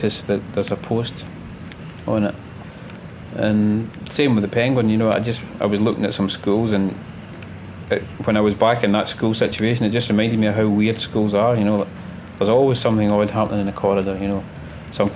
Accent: Glasgow, Scotland, United Kingdom; In Glasgow, yeah. In Glasgow. Born and raised in Glasgow

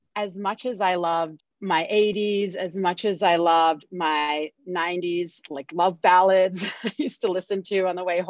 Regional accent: Singapore; I grew up in Singapore, and Singapore was more conservative in the 90s than it is today

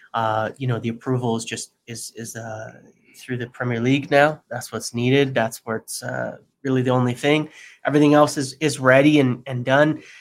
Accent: United States; being American

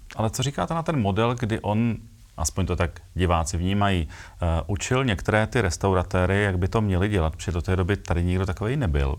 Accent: Czechia; jsme v tomhle trochu specifičtí jako Češi

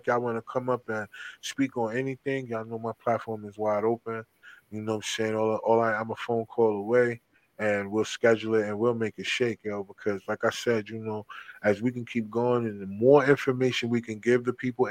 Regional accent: New Jersey, United States; I'm from Jersey.

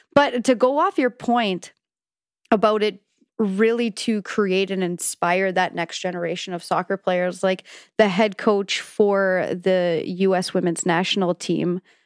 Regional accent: Canada; as a Canadian

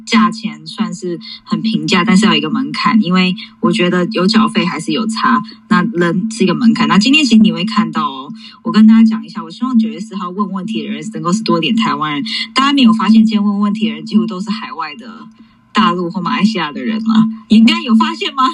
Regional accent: New York, United States; moved away; 我其实的背景其实我就是在纽约长大

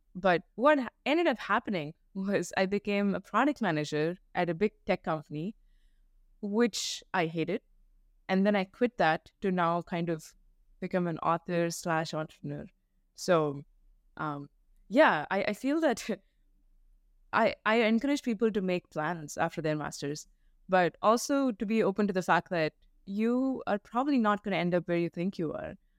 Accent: India; moved away as an adult; now in United States; growing up in India

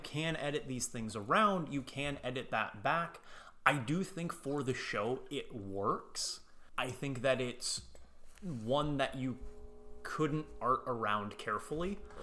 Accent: United States; I'm American

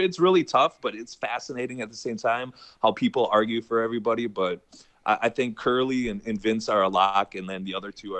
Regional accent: Midwest, United States; growing up in the Midwest

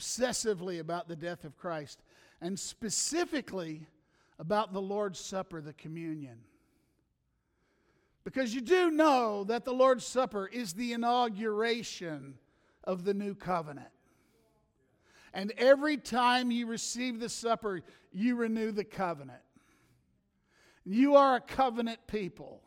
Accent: the South, United States; I'm from the South

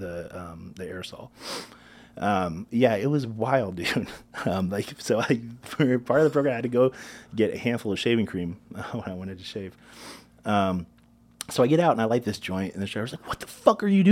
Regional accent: South Florida, United States; I'm from South Florida

